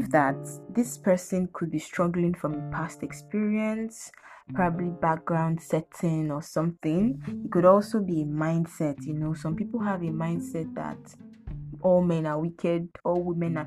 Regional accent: Lagos, Nigeria; I'm from Lagos State, so you can say that I am Omo Yoruba.

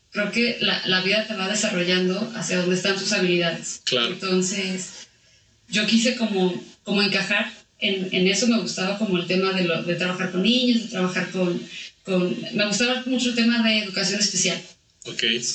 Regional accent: Aguascalientes, Mexico; pues mira, este, mi familia viene de Jalisco, eh, pero yo soy de aquí de Aguascalientes.

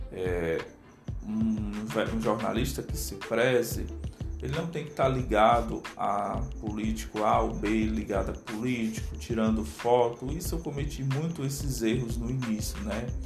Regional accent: Aracati, Ceará, Brazil; o nome é uma homenagem à minha cidade, onde eu moro, onde eu nasci, né?

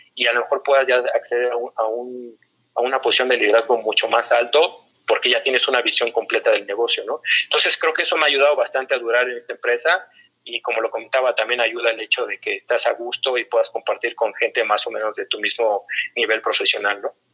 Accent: Mexico City, Mexico; also born or lived in Torreón, Coahuila; soy de la Gran Tenoch, soy, soy bastante chilango

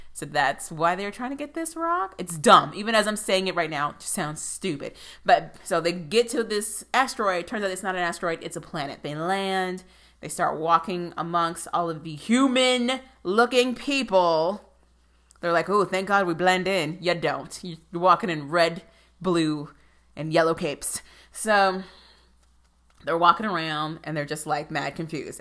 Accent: United States; being an American

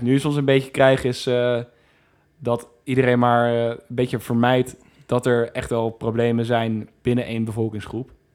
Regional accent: Netherlands; ik voel me gewoon Nederlander, dus ik wil terug naar Nederland

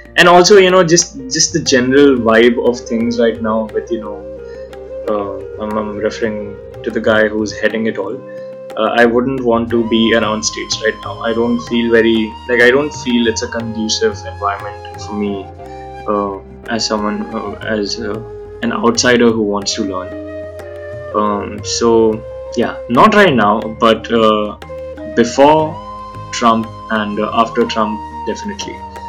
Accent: India; first language Hindi; English is a second language; my first language isn't English. My first language is Hindi, and that's how we talk in our homes as well.

